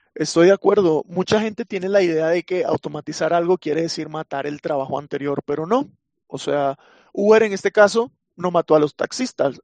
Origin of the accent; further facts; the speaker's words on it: Venezuela; soy de Venezuela